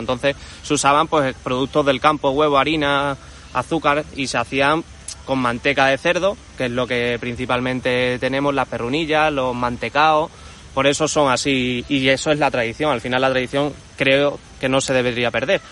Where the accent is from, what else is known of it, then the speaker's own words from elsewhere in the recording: Cáceres, Extremadura, Spain; yo soy cacereño de toda la vida y me gusta mucho mi ciudad